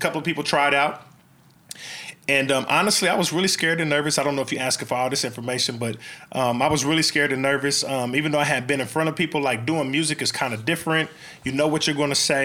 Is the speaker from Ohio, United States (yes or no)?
no; Oklahoma City, Oklahoma, United States; also born or lived in Midwest City, Oklahoma; I'm born and raised in Oklahoma City